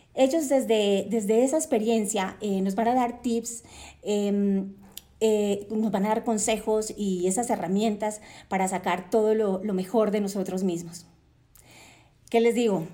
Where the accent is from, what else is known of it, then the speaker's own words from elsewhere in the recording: Cartagena, Bolívar, Colombia; Nací en Cartagena de Indias, Colombia, Em, crecí rodeada de una brisa caribeña deliciosa